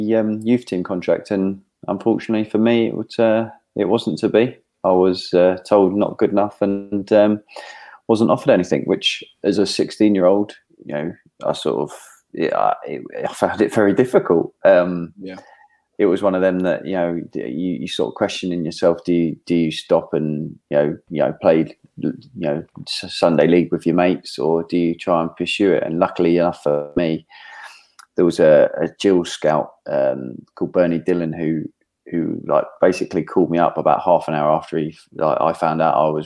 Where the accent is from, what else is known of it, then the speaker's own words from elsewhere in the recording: Guildford, South East England, United Kingdom; also born or lived in Middlesbrough; I was born up in Middlesbrough. I was 2 weeks old when moved down to sort of Guildford.